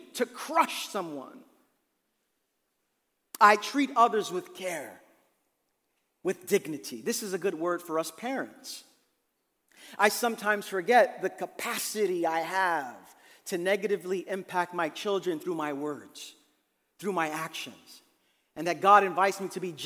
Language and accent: English; New York City, New York, United States; I grew up in Brooklyn, in East New York